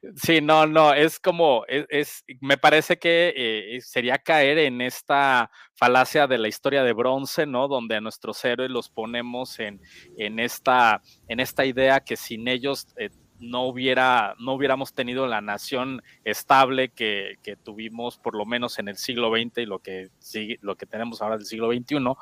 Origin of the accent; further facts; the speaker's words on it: Mexico; nosotros como mexicanas y mexicanos